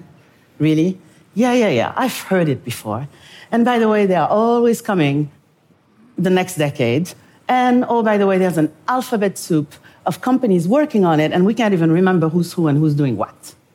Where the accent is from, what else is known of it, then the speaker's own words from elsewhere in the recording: Senegal; moved away; also born or lived in Paris, France; I am from Senegal, West Africa.